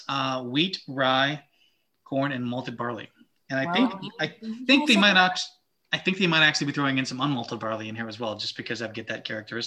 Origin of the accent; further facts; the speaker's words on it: the South, United States; I'm from the South.